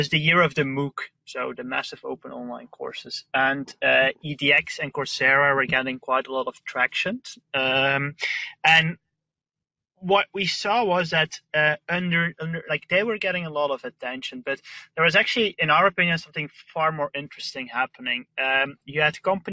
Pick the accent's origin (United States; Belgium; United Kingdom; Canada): Belgium; I'm from Belgium